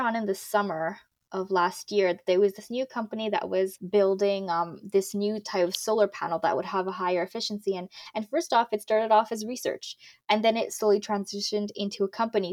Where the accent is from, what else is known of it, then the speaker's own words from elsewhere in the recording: Morocco; now in Toronto, Canada; my home country, which is Morocco.